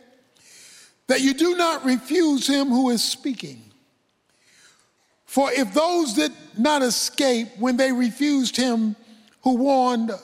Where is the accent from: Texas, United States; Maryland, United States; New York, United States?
Maryland, United States; Baltimore; When I was a boy growing up in Baltimore